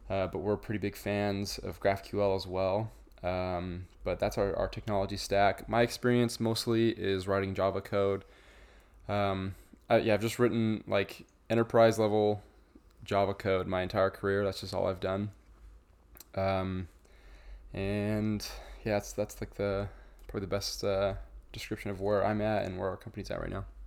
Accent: Idaho, United States; now in St. George, United States; I'm from Idaho.

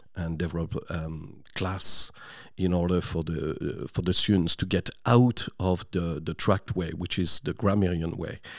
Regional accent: near Lille, Flanders, Hauts-de-France, France; English is a second language; moved away as an adult; now in Ireland; I'm from a small town, uh, just close to Lille.

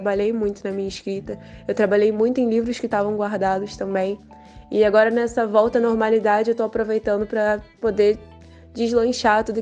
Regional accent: São Pedro da Aldeia, Rio de Janeiro, Brazil; eu tenho 18 anos, eu sou natural de São Pedro da Aldeia, Rio de Janeiro.

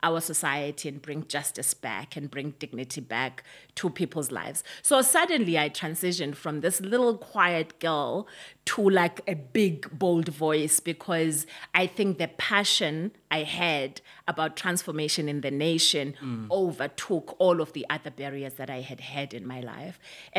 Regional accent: South Africa; I grew up in Bantu education, as you can imagine. I remember that when I went into high school, it was the time when South Africa was really becoming hot in terms of the liberation struggle.

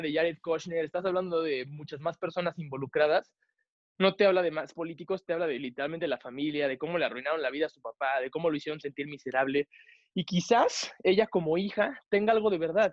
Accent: Mexico; yo como mexicano

